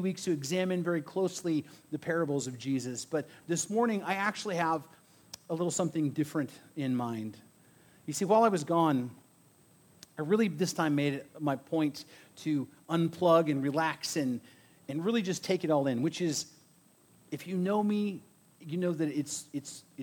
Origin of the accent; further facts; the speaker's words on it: Bakersfield, California, United States; also born or lived in Arvin, California; growing up in Bakersfield and around Arvin and living here in the desert